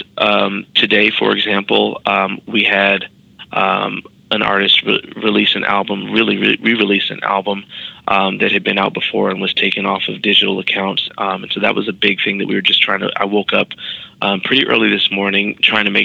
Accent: Chicago, Illinois, United States; moved away as an adult; also born or lived in New York; a black kid growing up in Chicago

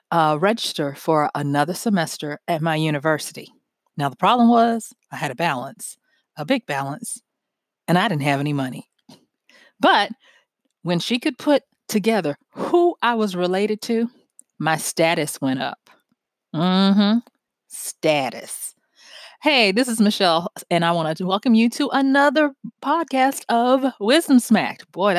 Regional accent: Louisiana, United States; I'm from North Louisiana.

